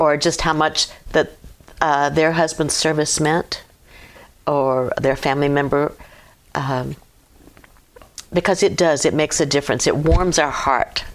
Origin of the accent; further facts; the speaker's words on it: Hampton, Virginia, United States; moved away as an adult; now in Clarksville, United States; I was born and raised in Hampton, Virginia